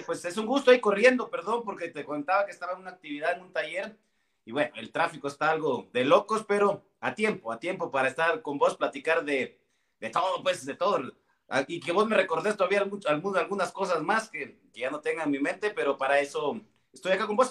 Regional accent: Villa Nueva, Guatemala Department, Guatemala; yo soy originario puro de Villanueva, puro villanovano

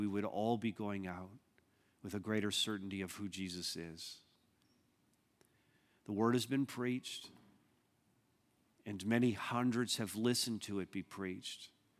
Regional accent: Montreal, Quebec, Canada; also born or lived in Southern Ontario; We moved from Montreal to Southern Ontario, and we went through a massive crisis in many different ways.

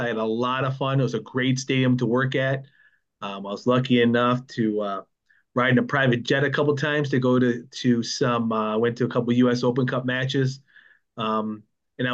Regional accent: near Lake Erie, Buffalo area, New York, United States; I grew up near Lake Erie. Now I'm over by Lake Ontario

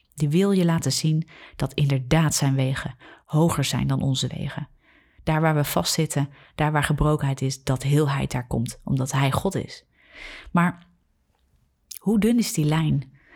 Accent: Netherlands; We zijn als Nederlanders heel nuchter, heel redenerend

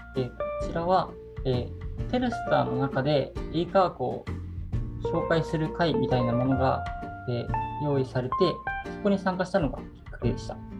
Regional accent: Miyagi, Japan; 自分の出身が、えー、宮城県の田舎の町なんですが小中学生の頃、えー、宇宙に関する情報が、えー、あんまり入ってこなくて

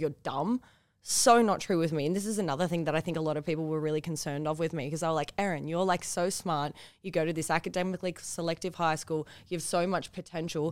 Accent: Newcastle, New South Wales, Australia; I'm from Newcastle makes it even weirder because, like, Where I live in Newcastle, like, not an accepting place

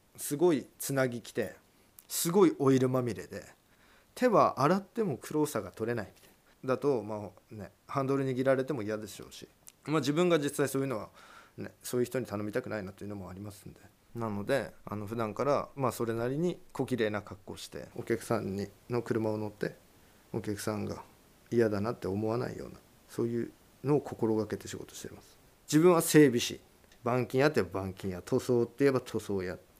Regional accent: Japan; 私は現在三十四歳。北方町の上郷というところの出身です

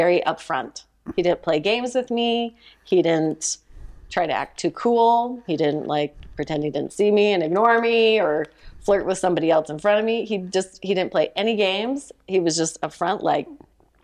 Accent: Mesa, Arizona, United States; moved away as an adult; also born or lived in Provo, Utah / Salt Lake City, Utah; I'm from Mesa, Arizona. I grew up there.

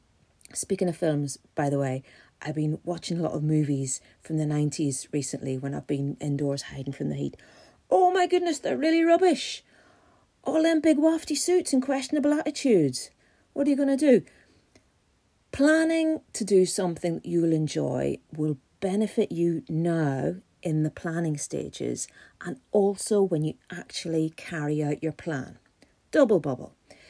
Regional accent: Ireland; And being an Irish person, I'm suffering a wee bit because we don't do hot weather.

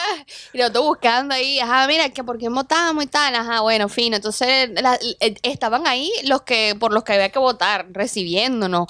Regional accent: Venezuela; moved away; yo como venezolana

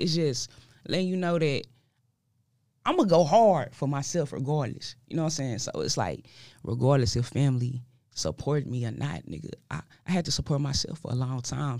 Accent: Dallas, Texas, United States; I'm from Dallas

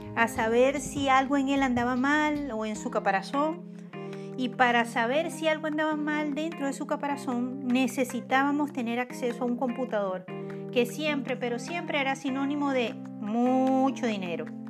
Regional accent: Venezuela; Así somos los venezolanos

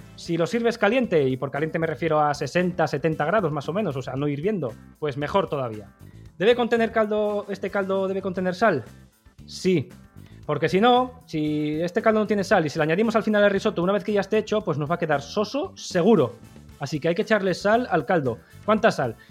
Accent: Basque Country, Spain; yo que soy vasco

